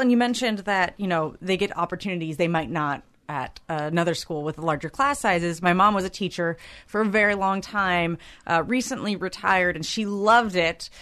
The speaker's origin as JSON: {"language": "English", "town": "Claremont", "region": "California", "country": "United States", "tie": "born or raised there", "said": "I grew up in Claremont, and so I was uh, I went to Claremont High School"}